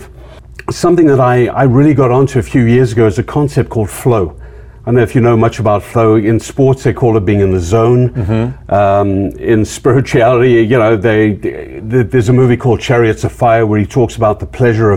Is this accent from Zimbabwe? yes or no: yes; Zimbabwe; moved away as an adult; I was from Zimbabwe. Being from Zimbabwe, I ended up as a man without a country.